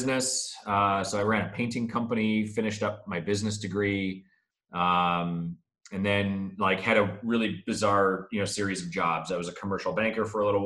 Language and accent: English; Canada; moved away as an adult; Born and raised in Canada, moved here about 7 years ago.